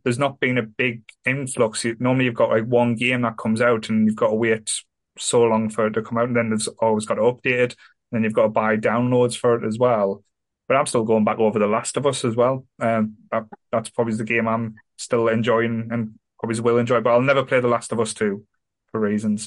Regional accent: Sunderland, North East England, United Kingdom; I'm from Sunderland. I love Sunderland

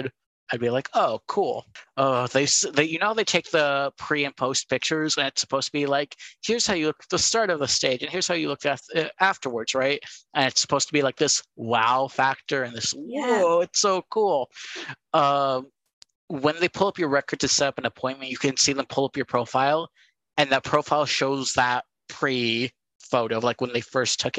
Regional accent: California, United States; moved away; Cal State East Bay being my home state of California

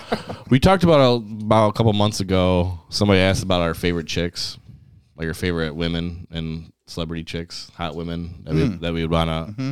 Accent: United States; as an American

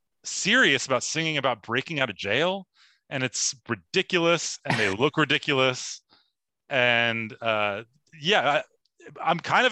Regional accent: Bay Area, California, United States; now in Los Angeles, United States; I grew up in the Bay Area.

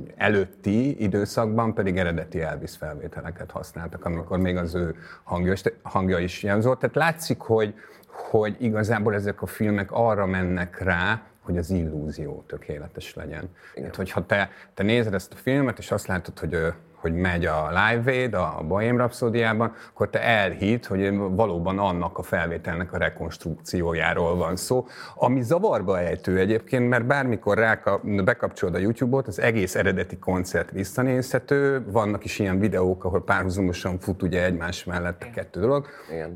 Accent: Hungary; now in Budapest, Hungary; én falusi gyerek vagyok

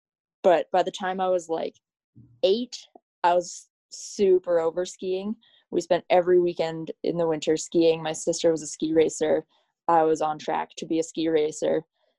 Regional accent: Banff, Alberta, Canada; I grew up in Banff, Alberta in the Canadian Rockies. And so have had skiing as kind of a baseline in my life since I was born. Yeah, my family has been in Banff since like the late 1800s.

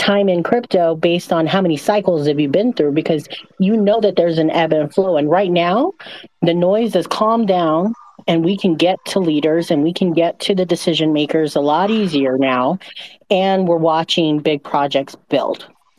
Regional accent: Las Vegas, Nevada, United States; I'm from Las Vegas. I'm a Sin City girl.

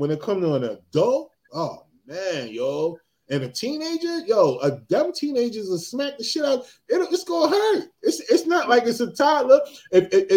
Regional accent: New Jersey, United States; I'm from Jersey

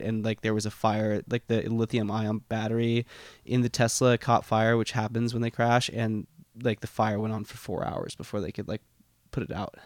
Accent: The Woodlands / Spring, outside of Houston, Texas, United States; born or raised there; moved away

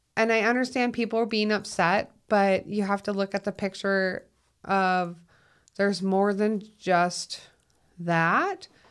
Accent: Minnesota, United States; moved away as an adult; now in Utah, United States; I'm from Minnesota.

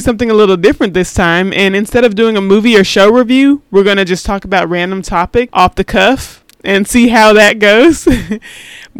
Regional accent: Texas, United States; I'm from Texas

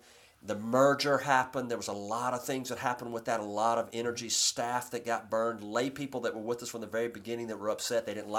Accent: Corinth, Mississippi, United States; oh, by the way, I'm from Corinth, Mississippi.

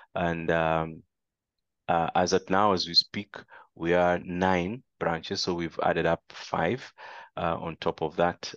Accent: Kenya; moved away as an adult; now in Tanzania; my fellow Kenyans

